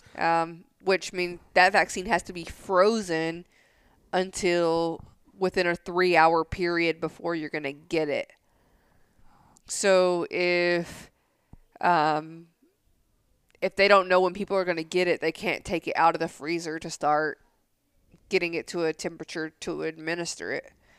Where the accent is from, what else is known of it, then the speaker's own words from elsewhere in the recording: Tennessee, United States; now in San Angelo, United States; I grew up right next to a lake, so there's nothing different than this lake and Center Hill Lake, like, where I grew up in Tennessee